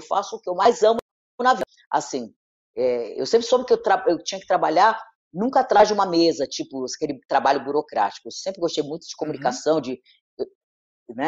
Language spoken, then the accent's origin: Portuguese; Rio de Janeiro, Brazil; eu estudei no Notre Dame, eu sou do Leblon, né? É, e estudei no Notre Dame, uhum. Ipanema, a vida inteira